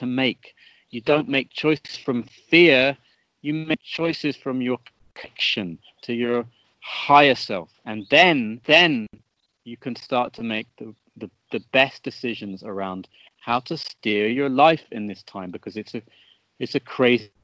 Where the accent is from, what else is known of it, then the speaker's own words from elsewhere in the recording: Stonehenge, South West England, United Kingdom; I grew up on a farm very in Stonehenge.